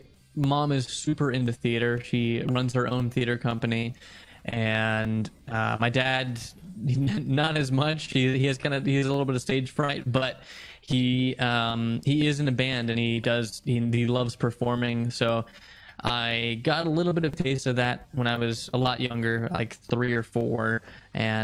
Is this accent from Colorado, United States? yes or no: no; Georgia, United States; moved away as an adult; now in Los Angeles, United States; I am from Georgia myself